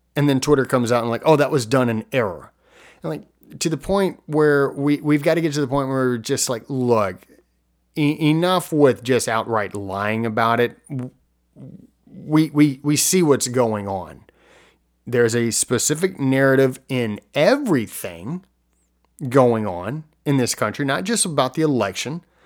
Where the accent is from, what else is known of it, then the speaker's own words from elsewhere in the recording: United States; as American citizens